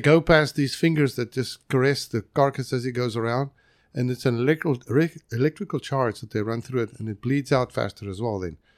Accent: South Africa; now in United States; I am from South Africa

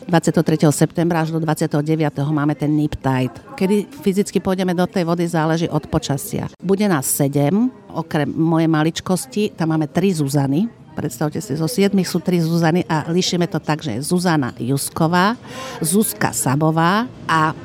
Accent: Slovakia; Sme z celého Slovenska a rôznych profesí

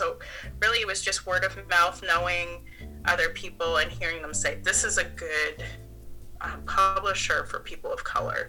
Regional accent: Maine, United States; as a child growing up in Maine

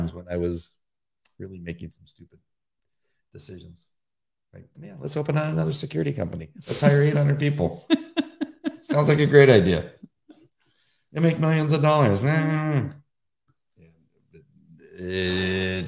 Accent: La Mirada, California, United States; also born or lived in Orange County / Riverside; I grew up in La Mirada, but I've been mostly in Orange County.

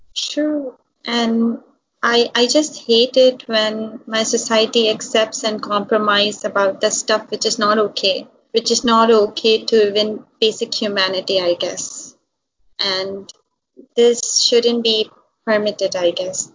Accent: Hyderabad, Sindh, Pakistan; moved away as an adult; now in Karachi, Pakistan; I'm from Hyderabad, and then we moved to the cosmopolitan city of Karachi

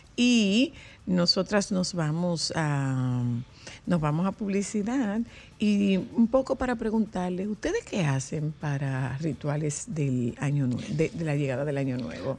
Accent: Dominican Republic; tenemos los dominicanos

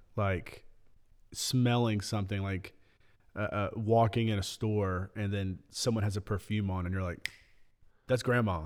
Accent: Middle Tennessee, United States; I'm from Middle Tennessee, born and raised, grew up in Middle Tennessee, been here eight years.

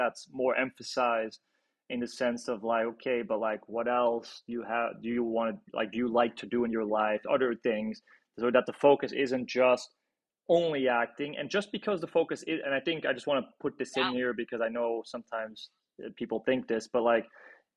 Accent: Belgium; now in Los Angeles, United States; I'm from Belgium originally.

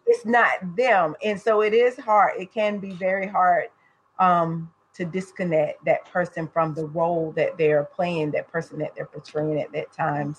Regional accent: Spartanburg, South Carolina, United States; I'm from South, in South Carolina, Spartanburg, South Carolina, the upstate

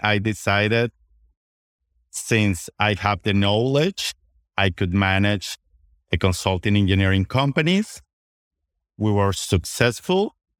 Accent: Venezuela; moved away as an adult; now in United States; I was born and raised in Venezuela. My parents are from Spain

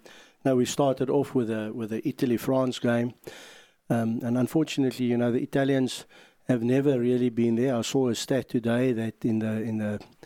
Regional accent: South Africa; we're from South Africa

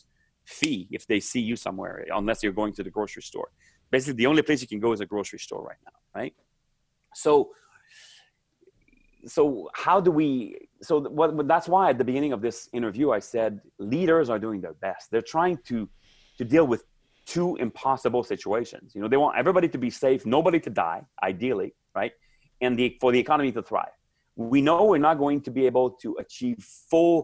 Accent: Montreal, Quebec, Canada; moved away as an adult; also born or lived in Silicon Valley; I'm from Montreal, Canada.

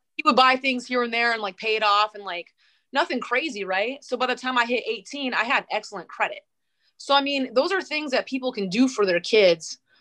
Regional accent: North Dakota, United States; moved away as an adult; now in Spokane, United States; I grew up in North Dakota

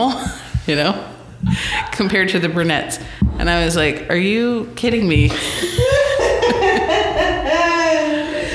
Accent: St. George, Utah, United States; moved away as an adult; also born or lived in Phoenix, Arizona; now in Netherlands; I'm originally from St. George

